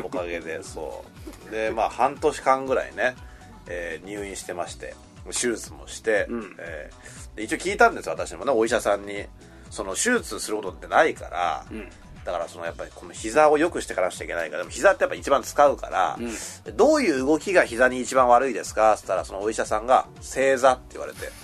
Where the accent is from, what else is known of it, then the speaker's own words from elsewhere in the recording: Higashimurayama, Tokyo, Japan; 私の出身地がこれは東京都東村山市というあの志村けんさんとか